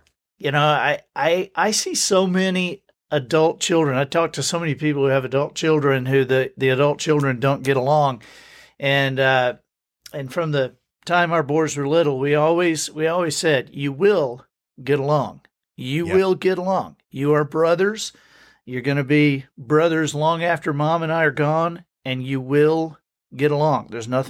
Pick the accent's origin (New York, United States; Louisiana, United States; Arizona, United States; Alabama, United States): Alabama, United States; And so I grew up moving around Alabama.